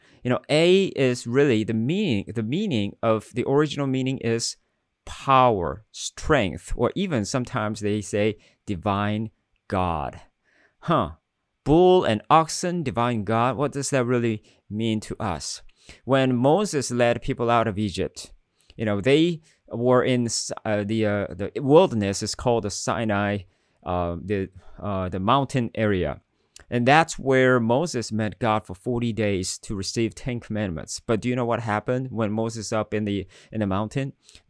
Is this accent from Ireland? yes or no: no; South Korea; When I grew up in Korea, in middle school, I was a pretty good student